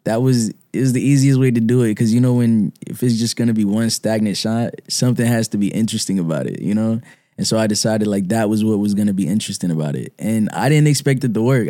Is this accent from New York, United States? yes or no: yes; New York City, New York, United States; I'm from Brooklyn, uh, Clinton Hill, Fort Greene